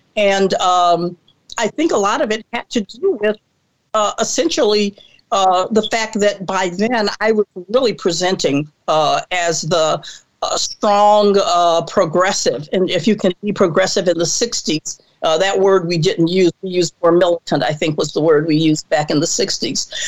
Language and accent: English; Mobile, Alabama, United States; I was born and raised in Mobile, Alabama